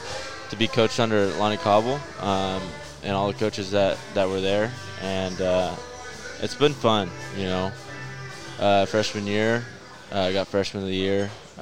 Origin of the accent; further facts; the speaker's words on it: Fort Worth, Texas, United States; moved away as an adult; also born or lived in Edmond, Oklahoma; I'm from Fort Worth, Texas. Born and raised. Graduated high school from Mel DeBell High School.